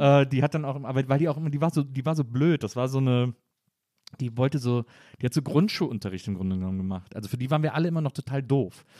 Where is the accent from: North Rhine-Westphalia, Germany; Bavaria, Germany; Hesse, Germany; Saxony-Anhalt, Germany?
North Rhine-Westphalia, Germany; Wesseling; ich komme aus Wesseling zwischen Köln und Bonn